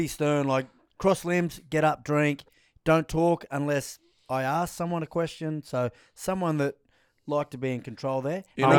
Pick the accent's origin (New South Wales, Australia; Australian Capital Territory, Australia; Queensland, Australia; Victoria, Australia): New South Wales, Australia; Queanbeyan; I'm from Queanbeyan.